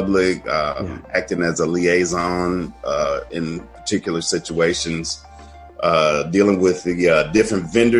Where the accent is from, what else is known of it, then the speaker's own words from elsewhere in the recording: Chicago, Illinois, United States; I grew up in Chicago